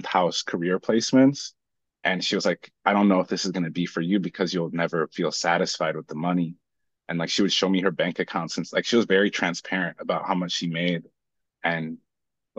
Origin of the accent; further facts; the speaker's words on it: Minnesota, United States; we landed in Minnesota. 3 days later, I was born